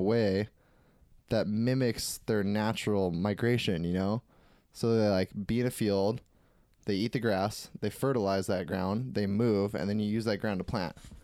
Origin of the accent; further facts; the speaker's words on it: Hawaii, United States; I'm from Hawaii and we have so many good fish